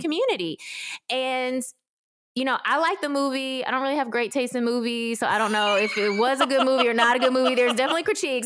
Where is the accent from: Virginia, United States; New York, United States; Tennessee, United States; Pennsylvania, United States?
Tennessee, United States; Memphis; also born or lived in South Korea; I grew up in Memphis, Tennessee, without connection to any adoptee community